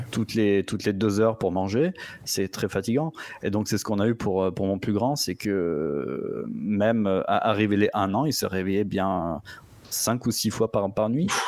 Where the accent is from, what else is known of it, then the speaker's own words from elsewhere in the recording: France; now in Vienna, Austria; non je suis français, madame.